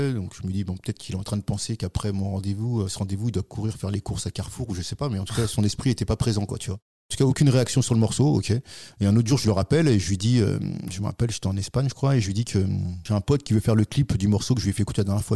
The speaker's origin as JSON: {"language": "French", "area": "Paris region", "region": "Île-de-France", "country": "France", "tie": "born or raised there", "said": "région parisienne et puis après Paris pendant de longues années jusqu'à maintenant"}